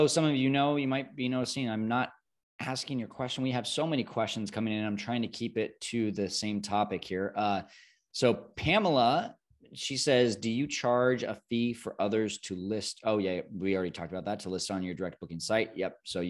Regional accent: Tokyo, Japan; I'm from Tokyo and very familiar with the neighborhoods.

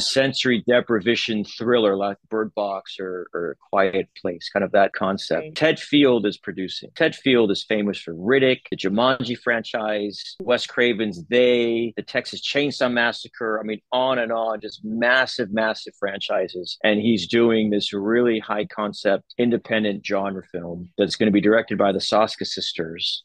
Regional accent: Los Angeles, California, United States; I grew up in LA, but there was no one in my family in the entertainment business.

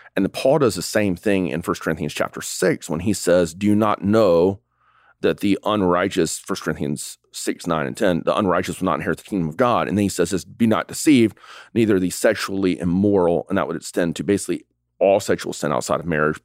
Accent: the South, United States; we grew up in the South

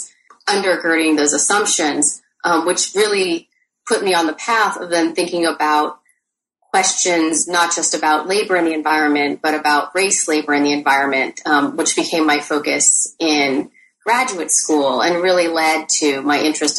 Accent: Torrance, California, United States; also born or lived in Ann Arbor, Michigan; So I grew up in a combination of Torrance, California and Ann Arbor, Michigan.

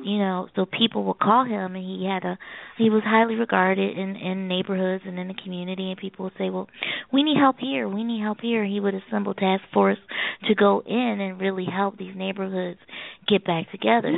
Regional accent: Philadelphia, Pennsylvania, United States; also born or lived in Maryland; I moved from Maryland and I moved back home to Philadelphia

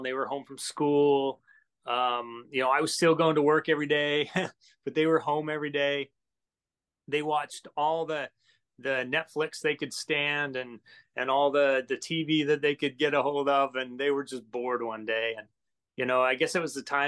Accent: Utah, United States; moved away as an adult; also born or lived in Los Angeles, California / Washington State; now in Washington, United States; I grew up in, I was born and raised in Utah

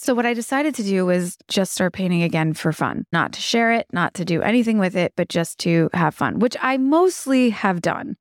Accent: Kentucky, United States; growing up in Kentucky

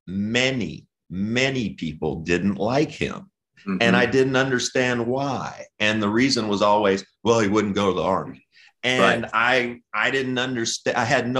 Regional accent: Western Kentucky, United States; Josh and I are both from Kentucky. I grew up in Western mm-hmm. Kentucky.

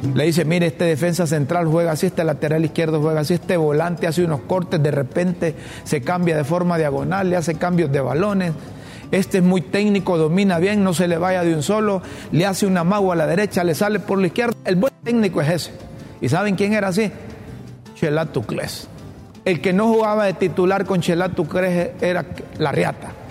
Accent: Honduras; Yo como hondureño y como seguidor del fútbol

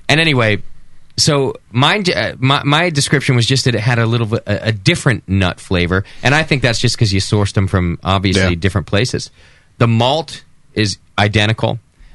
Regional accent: Los Angeles, California, United States; moved away; I grew up in Los Angeles for a while

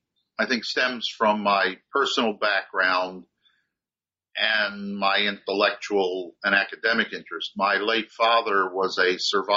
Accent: Maryland, United States; first language German; also born or lived in Baltimore, Maryland; German was the first family language growing up, though it, and I was born in Baltimore, Maryland, grew up just outside of Washington, D.C.

